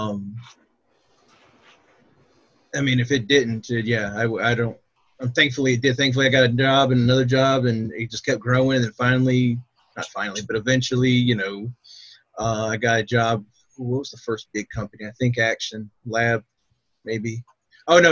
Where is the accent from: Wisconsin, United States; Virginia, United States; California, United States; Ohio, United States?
Virginia, United States; Portsmouth; I'm from Portsmouth, Virginia. Lived here my whole life except for like 2 months where I went to college in Pennsylvania